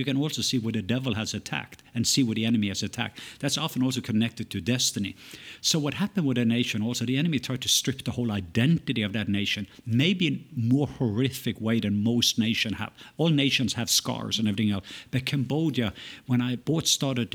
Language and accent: English; Norway; also born or lived in United States; now in Atlanta, United States; I was born in Norway, raised, lived in several places there, as well as in the stateside.